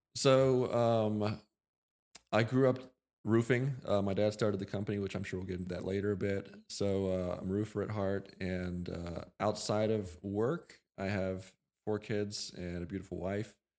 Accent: Lancaster, Pennsylvania, United States; also born or lived in Montana; we're from Lancaster originally

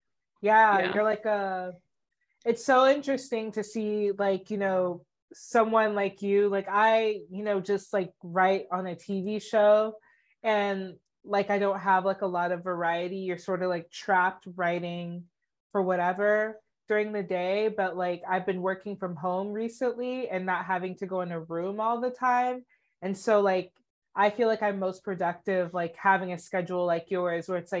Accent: Atlanta, Georgia, United States; I'm from Atlanta.

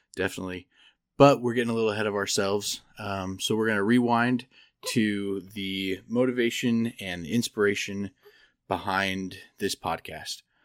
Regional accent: Idaho, United States; moved away as an adult; also born or lived in Provo, Utah; now in Denver, United States; I grew up in Idaho

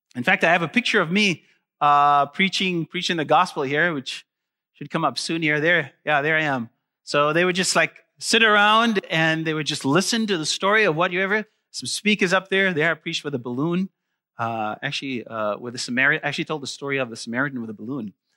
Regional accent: South Africa; moved away; I'm originally from South Africa, and, uh, I actually grew up in South Africa

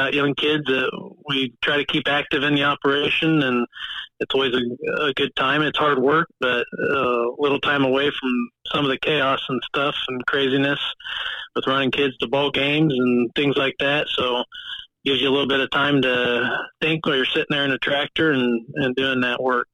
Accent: Celina, Ohio, United States; also born or lived in Columbus, Ohio; I grew up on a family farm and still active with our family farm here in Mercer County

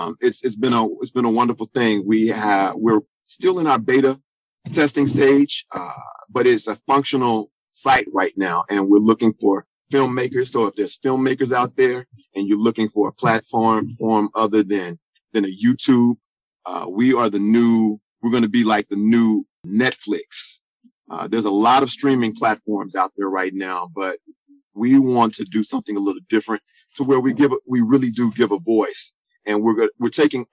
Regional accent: Dallas, Texas, United States; moved away as an adult; now in New Jersey, United States; I am a native from the Dallas-Fort Worth Metroplex.

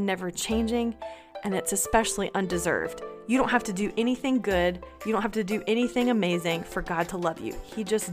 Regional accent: North Carolina, United States; now in Georgia, United States; I live in Georgia, but I grew up in North Carolina, so both feel like home to me

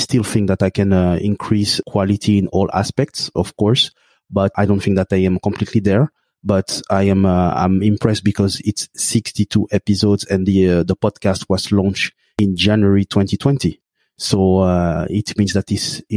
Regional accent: Belgium; I grew up in Belgium in a lower middle class family

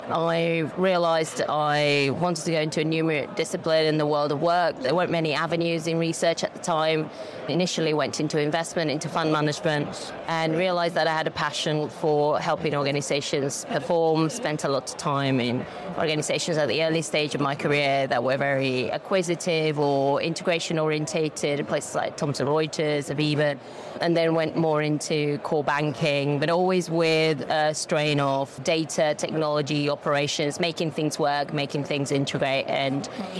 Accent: Spain; moved away; So I'm originally from Spain, but I've lived here for 25, 20, 30 odd years.

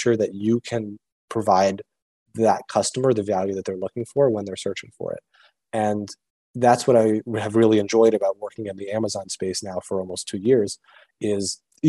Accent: Connecticut, United States; moved away as an adult; also born or lived in Richmond, Virginia; now in Boston, United States; So I grew up in Connecticut, and I grew up on the New York side of Connecticut

